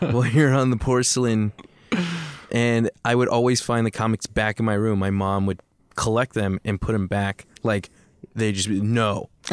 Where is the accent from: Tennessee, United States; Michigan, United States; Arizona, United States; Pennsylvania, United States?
Arizona, United States; Tucson; we're, we're from Tucson